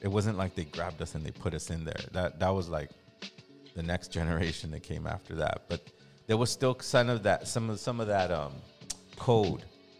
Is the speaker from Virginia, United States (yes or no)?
no; Los Angeles, California, United States; growing up in East